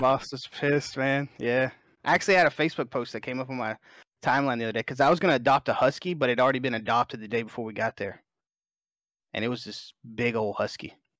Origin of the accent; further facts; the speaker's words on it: Alabama, United States; I'm born and raised in Alabama. I'm a Southern guy